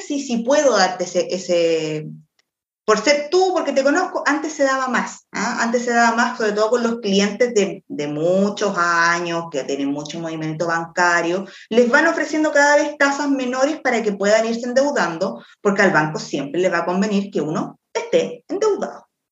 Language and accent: Spanish; Quilpué, Valparaíso, Chile; Yo soy de Quilpué.